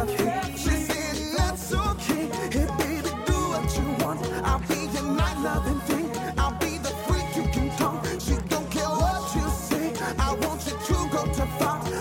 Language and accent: English; New Jersey, United States; I'm from Jersey.